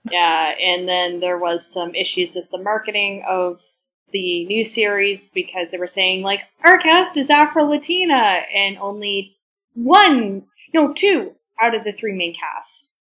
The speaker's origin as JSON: {"language": "English", "area": "Vancouver Island", "region": "British Columbia", "country": "Canada", "tie": "born or raised there", "said": "when I was growing up on Vancouver Island"}